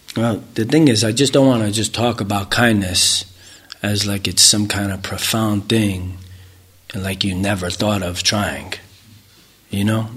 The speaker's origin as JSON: {"language": "English", "country": "United States", "tie": "born or raised there", "said": "growing up in America"}